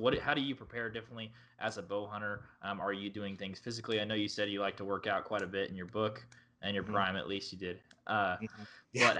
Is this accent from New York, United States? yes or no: no; Oklahoma, United States; I'm from Oklahoma, so we do have a little bit of diversity, but we mainly have whitetail